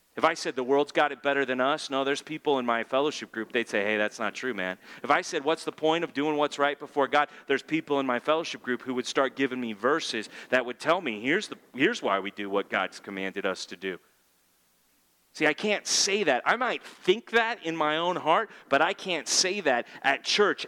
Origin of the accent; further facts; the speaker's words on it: California, United States; I'm a Californian